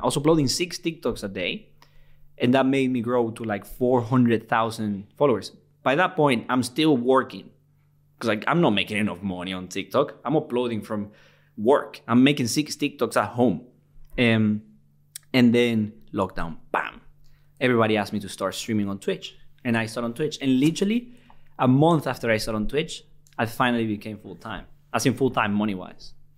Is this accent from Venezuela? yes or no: yes; Venezuela; English is a second language; also born or lived in Liverpool, United Kingdom; now in United Kingdom; I'm from Venezuela